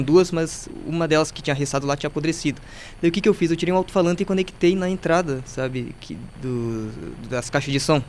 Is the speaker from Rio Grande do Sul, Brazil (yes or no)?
yes; Carazinho, Rio Grande do Sul, Brazil; nasci aqui em Carazinho